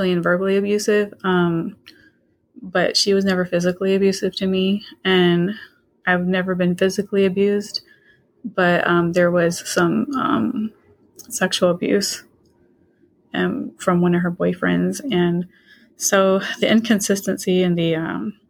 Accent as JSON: {"language": "English", "town": "Portsmouth", "region": "Virginia", "country": "United States", "tie": "born or raised there", "also_born_or_lived": "Spain", "moved": "as an adult", "lives_now": "Florida, United States", "said": "I'm from Virginia. I'm from the Portsmouth area of Virginia. I live in Florida. I was raised there and moved to Spain in my early 20s and then to Florida."}